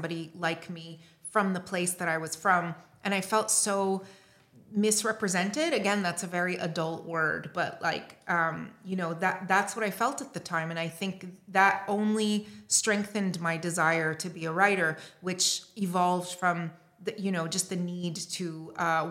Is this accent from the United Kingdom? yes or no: no; Beirut, Beirut Governorate, Lebanon; accent: North American; also born or lived in Montreal, Canada; I was born and raised in Beirut during the Lebanese Civil War. I lived there until I was 10 and a half